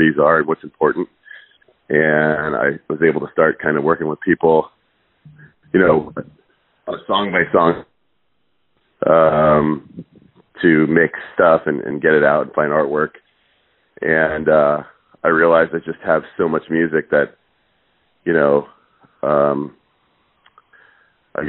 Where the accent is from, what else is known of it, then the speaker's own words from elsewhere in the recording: Seattle, Washington, United States; also born or lived in Cape Town, South Africa / East Coast, United States; They moved us to the States, and, we moved around the East Coast for a couple of years, and we ended up in Seattle.